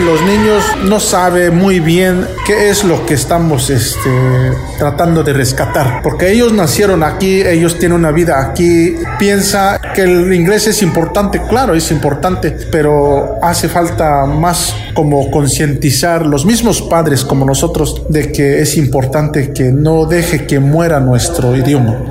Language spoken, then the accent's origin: Spanish; Chilcuautla, Hidalgo, Mexico; first language Otomi (Hñähñu); Spanish is a second language; now in Las Vegas, United States; Yo soy originario del estado de Hidalgo, una comunidad que se llama El Dado, el municipio de Chilcuautla